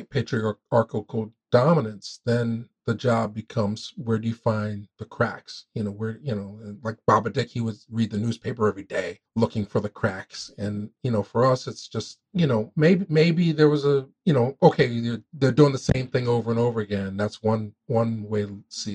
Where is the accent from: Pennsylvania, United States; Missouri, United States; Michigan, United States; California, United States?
Pennsylvania, United States; Philadelphia; I come up from Philly.